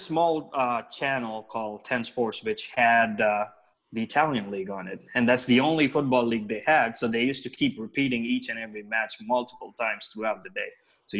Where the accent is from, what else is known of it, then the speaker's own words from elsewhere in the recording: Hyderabad, Telangana, India; I'm from Hyderabad, India, the southern part of India.